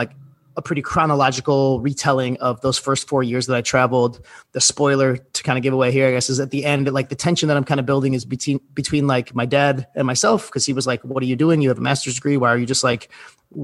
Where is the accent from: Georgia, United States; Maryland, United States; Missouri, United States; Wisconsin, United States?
Wisconsin, United States; Milwaukee; moved away as an adult; also born or lived in Fox Point; I grew up in Milwaukee on the North Shore there.